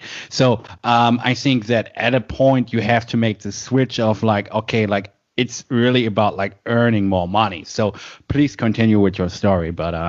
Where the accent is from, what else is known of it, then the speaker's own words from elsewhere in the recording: Germany; English is a second language; I've worked here in Germany in my hometown